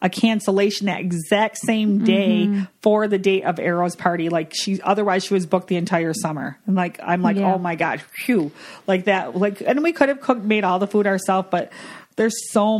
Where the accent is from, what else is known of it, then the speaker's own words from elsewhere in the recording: Michigan, United States; we're from Michigan